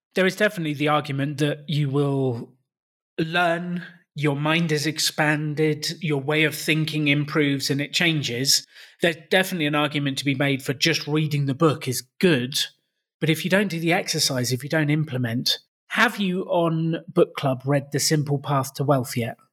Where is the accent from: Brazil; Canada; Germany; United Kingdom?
United Kingdom; accent: British; my British accent